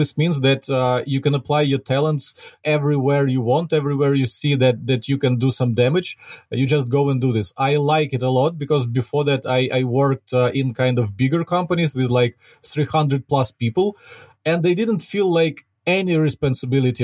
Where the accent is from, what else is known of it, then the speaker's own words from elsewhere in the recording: Ukraine; accent: Ukrainian; English is a second language; I'm a Ukrainian myself, as you can probably hear from my accent.